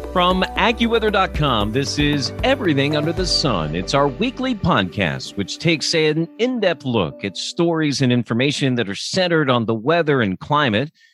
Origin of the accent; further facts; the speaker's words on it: Lancaster, Pennsylvania, United States; I grew up in Lancaster